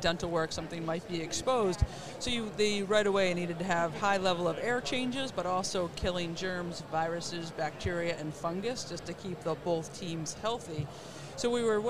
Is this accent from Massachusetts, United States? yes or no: yes; Boston, Massachusetts, United States; I'm from the Boston area.